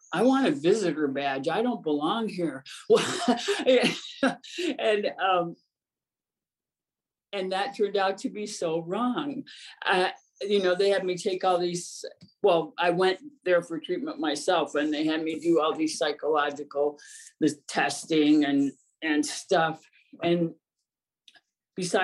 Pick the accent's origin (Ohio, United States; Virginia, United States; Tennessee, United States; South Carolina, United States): Ohio, United States; I grew up in Ohio in a small town